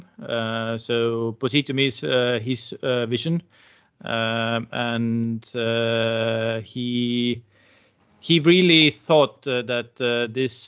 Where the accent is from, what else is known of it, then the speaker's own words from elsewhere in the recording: Tartu, Tartu County, Estonia; also born or lived in Algeria; I am originally from Tartu, so I have lived most of my life in Tartu.